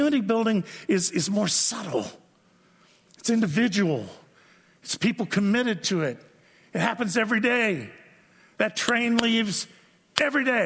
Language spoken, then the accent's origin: English; United States; I'm an American.